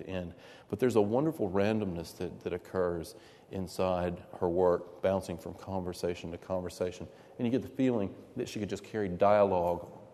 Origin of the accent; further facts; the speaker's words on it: the South, United States; growing up in the South